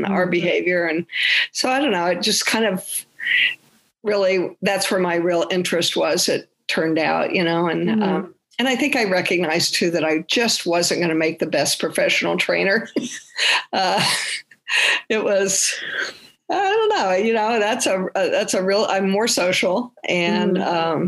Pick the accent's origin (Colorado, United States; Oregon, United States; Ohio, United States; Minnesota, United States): Colorado, United States; Grand Junction; moved away as an adult; now in Los Angeles, United States; I grew up in Colorado, so in Grand Junction